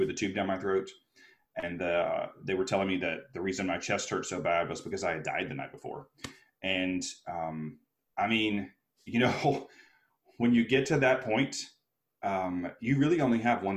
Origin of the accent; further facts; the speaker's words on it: Alabama, United States; moved away; also born or lived in New York City; I was a little kid from Alabama who got his dream. I moved to New York City to be a performer